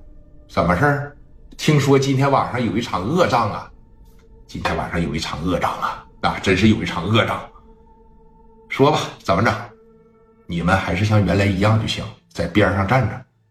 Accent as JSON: {"language": "Chinese", "town": "Qingdao", "region": "Shandong", "country": "China", "said": "如果说聂磊赢了，我认为这是在给咱们青岛的争光；如果聂磊输了，我相信呢，咱们青岛人也能抱起团来给他们打回东北。"}